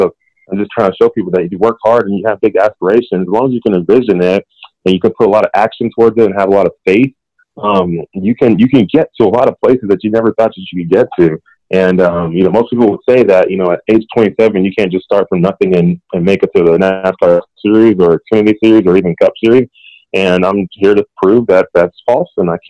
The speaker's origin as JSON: {"language": "English", "country": "Nigeria", "said": "with them having a lot of business out there in Nigeria and me being Nigerian, it actually is a very good fit."}